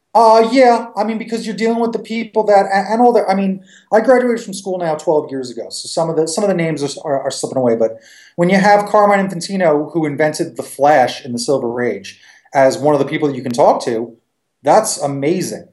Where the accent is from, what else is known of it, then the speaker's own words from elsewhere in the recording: Long Island, New York, United States; I grew up in Long Island or on Long Island